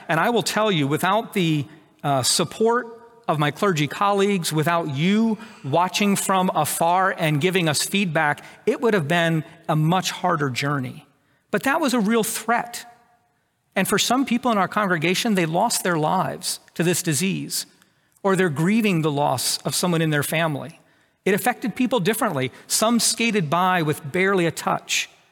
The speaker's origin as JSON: {"language": "English", "country": "United States", "said": "I'm an American"}